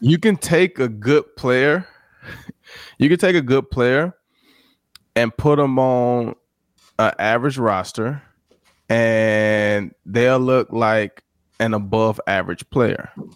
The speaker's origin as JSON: {"language": "English", "region": "Mississippi", "country": "United States", "also_born_or_lived": "Houston / Detroit", "moved": "as an adult", "said": "I'm from Mississippi"}